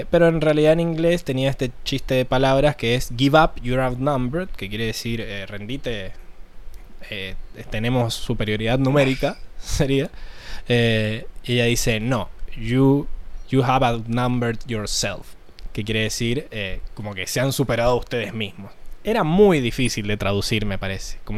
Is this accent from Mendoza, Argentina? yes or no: yes; Mendoza, Argentina; Sí, sí, ¿qué onda ese mito de que los mendocinos somos chilenos para, para toda esa zona del este?